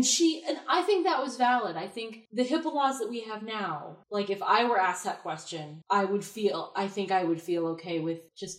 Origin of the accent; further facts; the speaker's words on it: Connecticut, United States; there's a cemetery where I grew up in Connecticut